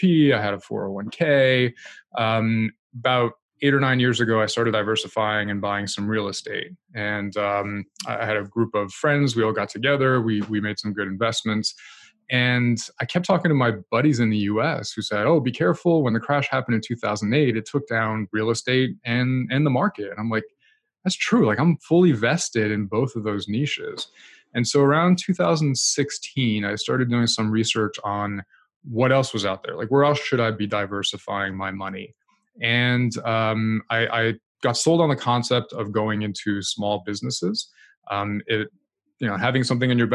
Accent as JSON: {"language": "English", "region": "New Jersey", "country": "United States", "tie": "born or raised there", "also_born_or_lived": "France / New York City", "moved": "as an adult", "lives_now": "Canada"}